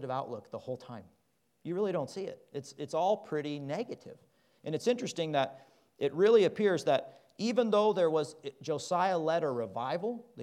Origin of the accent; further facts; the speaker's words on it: Midwest, United States; moved away; also born or lived in Kansas / Oklahoma; I grew up in Kansas and Oklahoma.